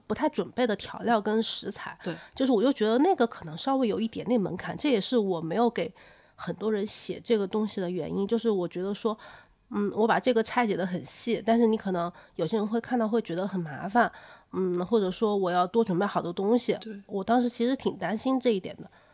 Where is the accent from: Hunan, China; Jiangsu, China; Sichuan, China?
Hunan, China; Changsha; now in Beijing, China; 我以前我是长沙人嘛，嗯。然后我住到北京之后